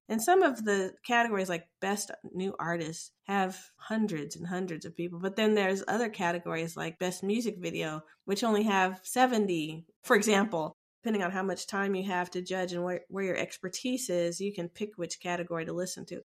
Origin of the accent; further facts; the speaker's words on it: United States; I identify as African American because I was born in America